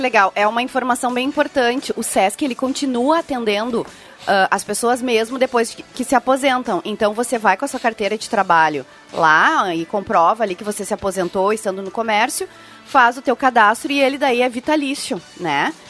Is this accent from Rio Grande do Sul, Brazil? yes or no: yes; Cachoeira do Sul, Rio Grande do Sul, Brazil; moved away; da minha terra lá, Cachoeira do Sul.